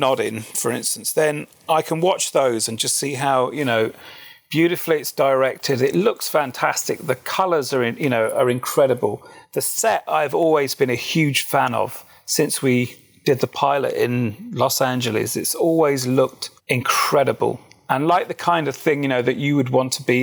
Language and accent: English; United Kingdom; Being obviously British